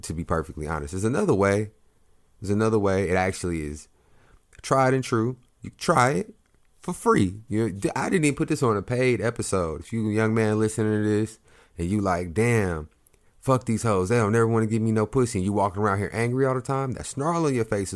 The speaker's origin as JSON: {"language": "English", "region": "Oklahoma", "country": "United States", "tie": "born or raised there", "said": "I grew up in Oklahoma"}